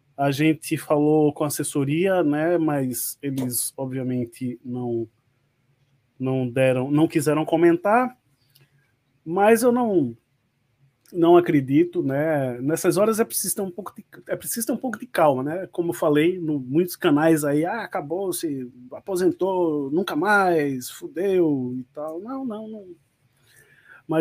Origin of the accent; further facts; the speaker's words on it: Pernambuco, Brazil; accent: nordestino; also born or lived in Rio de Janeiro; Nascido e criado aqui em Pernambuco, o Rio de Janeiro tá só na certidão. Né? Pernambucano de corpo e alma.